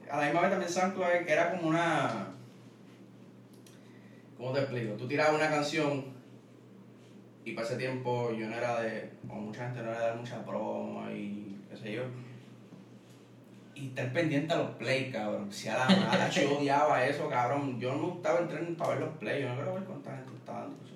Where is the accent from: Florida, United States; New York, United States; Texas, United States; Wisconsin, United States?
Wisconsin, United States; born there; yo nací en Wisconsin, ¿verdad?